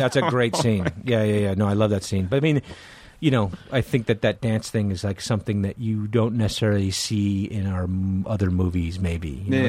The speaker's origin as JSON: {"language": "English", "region": "Connecticut", "country": "United States", "said": "I'm from Connecticut."}